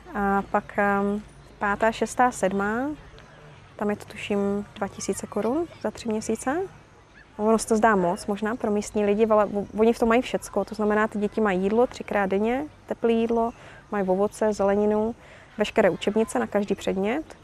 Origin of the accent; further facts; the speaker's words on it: Havířov, Moravian-Silesian Region, Czechia; moved away as an adult; now in Uganda; jsem z Havířova a je mi 33